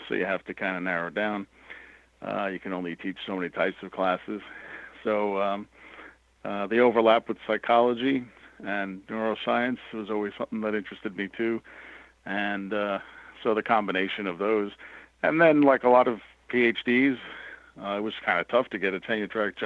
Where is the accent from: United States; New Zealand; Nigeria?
United States; New York City, New York; moved away as an adult; also born or lived in Syracuse, New York; I grew up in New York City